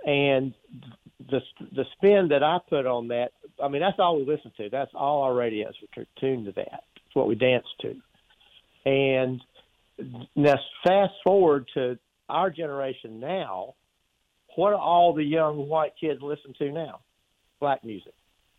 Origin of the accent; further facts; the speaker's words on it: Charlotte, North Carolina, United States; when I grew up, most of my friends, I grew up in Charlotte, most of my friends and I, all we listened to was what we call soul music.